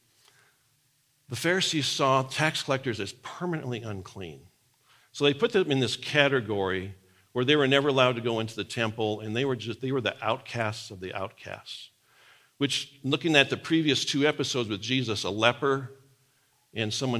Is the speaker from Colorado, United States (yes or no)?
no; Nebraska, United States; moved away; the farm I grew up on in Nebraska